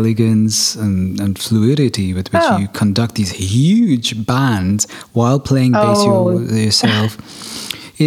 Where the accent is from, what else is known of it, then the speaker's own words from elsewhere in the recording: Germany; I'm actually German, so technically I'm of Indian ancestry.